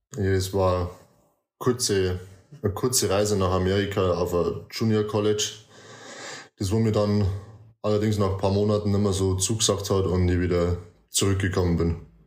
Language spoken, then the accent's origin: German; near Deggendorf, Bavaria, Germany; Ich komme aus Nähe von Deckendorf. Das ist circa eineinhalb, zwei Stunden von München weg, je nach Verkehr.